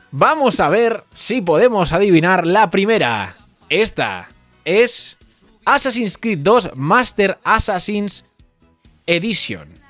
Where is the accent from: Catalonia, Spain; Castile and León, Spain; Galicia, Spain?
Galicia, Spain; Vengo de Galicia y quería jugar como pues con vosotros a este juego.